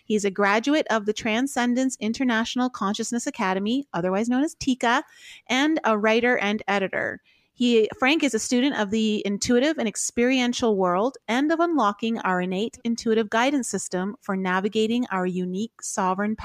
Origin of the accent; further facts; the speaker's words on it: Toronto, Ontario, Canada; I'm from Toronto originally.